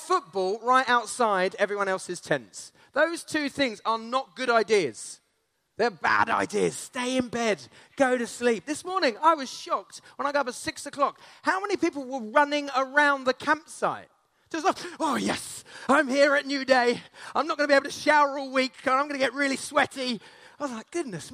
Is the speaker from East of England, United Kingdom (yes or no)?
yes; Essex, East of England, United Kingdom; now in Canterbury, United Kingdom; I grew up in Essex. I now live in Canterbury.